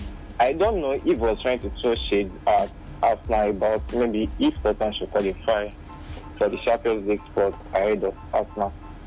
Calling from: Akure, Ondo, Nigeria; calling from Akure.

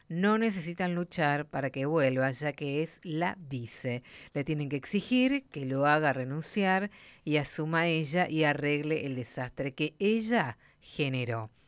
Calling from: Buenos Aires, Argentina; Muchas gracias … de Capital.

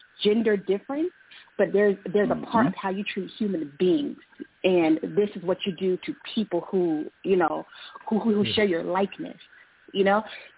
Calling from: Boston, Massachusetts, United States; I'm calling from Boston.

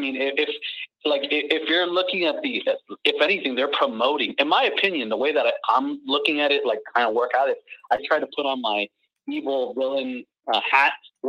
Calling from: Miami, Florida, United States; I'm calling from Miami.

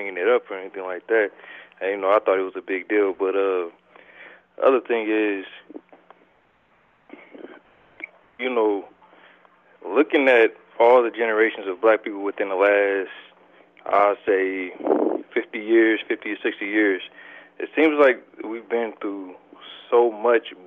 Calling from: Omaha, Nebraska, United States; I'm calling from Omaha, Nebraska.

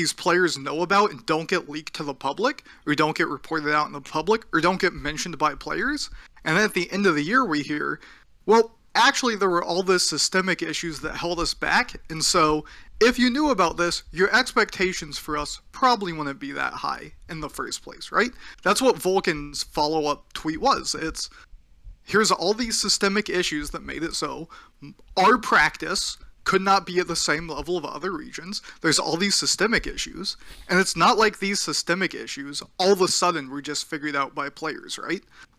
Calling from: Washington, United States; Just outside of Seattle.

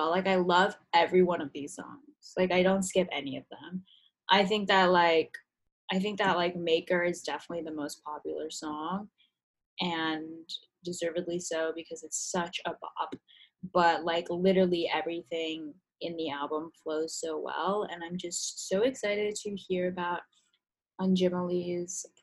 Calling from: Philadelphia, Pennsylvania, United States; Um, I'm calling from Philly, and Sam is in New York, so we're kind of spread along the east

